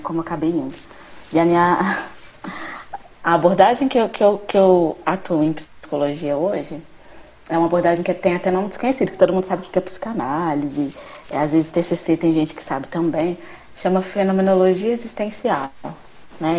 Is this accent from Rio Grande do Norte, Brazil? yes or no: no; Uberlândia, Minas Gerais, Brazil; também sou de Berlândia com os meninos e estudei aqui em Berlândia